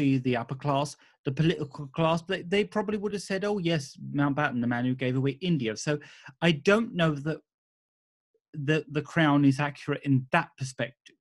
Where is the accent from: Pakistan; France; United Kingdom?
United Kingdom; we were as British people